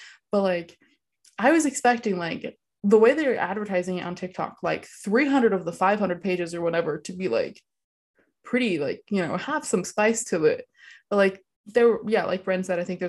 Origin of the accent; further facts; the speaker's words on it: California, United States; what I kind of grew up hearing, like growing up in California